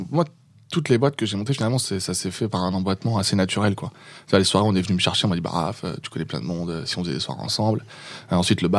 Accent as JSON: {"language": "French", "town": "Le Mans", "region": "Pays de la Loire", "country": "France", "said": "au Mans. et non"}